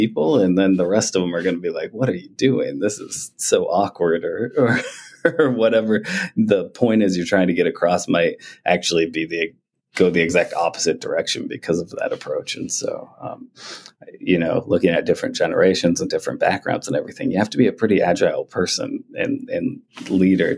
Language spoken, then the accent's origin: English; East Coast, United States; moved away; also born or lived in Montana; I grew up on the East Coast originally